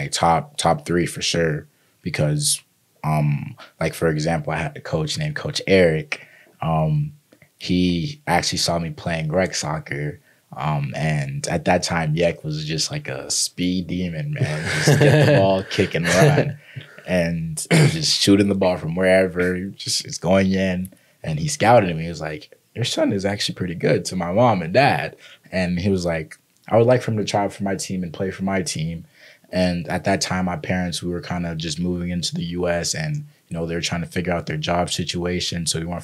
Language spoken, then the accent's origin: English; Raleigh, North Carolina, United States; also born or lived in Liberia; I come from Liberia, and I moved to the U.S. when I was 4 years old, and moving into Raleigh, North Carolina